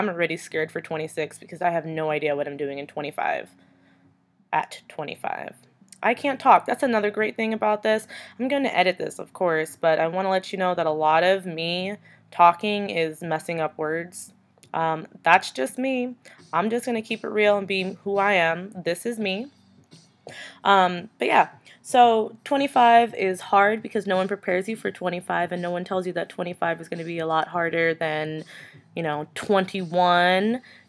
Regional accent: New York, United States; now in Arizona, United States; I'm from New York. I live currently in Arizona, and let me tell you, what a difference. No, I don't sound like I'm from New York.

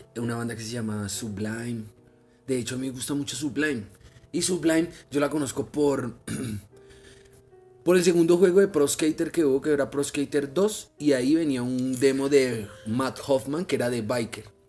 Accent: Madrid, Cundinamarca, Colombia

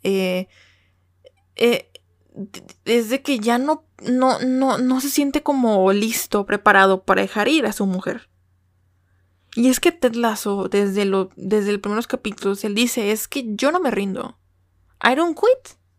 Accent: Mexico; first language Spanish; yo como mexicana

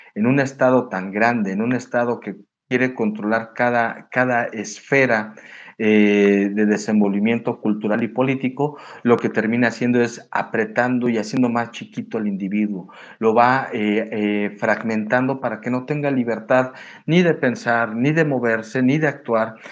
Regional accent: Mexico; Nosotros en México

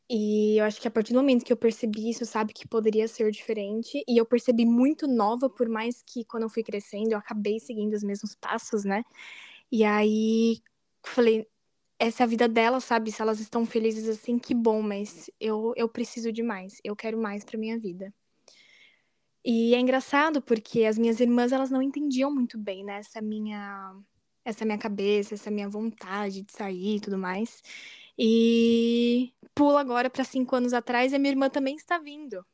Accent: Guarulhos, São Paulo, Brazil; moved away as an adult; also born or lived in United States; now in Netherlands; eu sou de Guarulhos, São Paulo, no Brasil

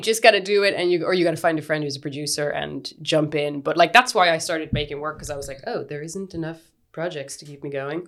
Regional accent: Kinvara, Connacht, Ireland; also born or lived in Galway; I grew up in the West of Ireland in Kinvara.

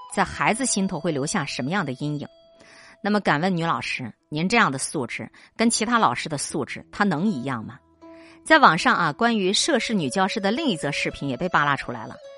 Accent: China; 我们中国人更加自信。经历了疫情，我们对祖国也有了更强的归属感、认同感

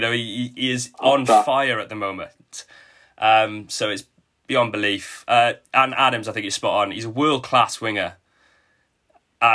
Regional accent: Welsh, Wales, United Kingdom; I think that shows our slightly pessimistic attitude as Welsh

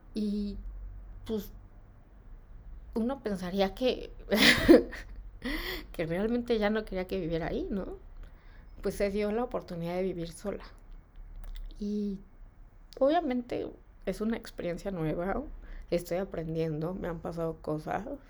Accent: Mexico; de niña en México se acostumbra que te den domingo

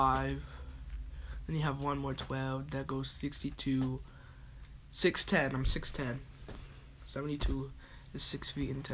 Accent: United States; I'm American, but my mom's from Jamaica, my dad's from St. Lucia

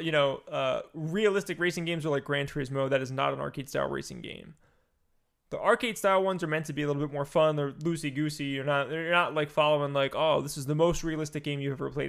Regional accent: East Coast, United States; I'm from the East Coast.

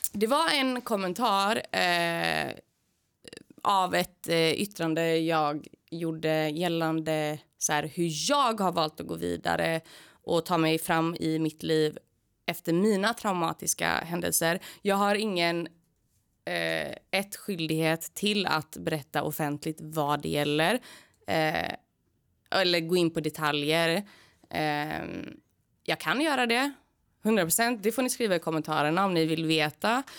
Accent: Gothenburg, Västra Götaland, Sweden; born or raised there

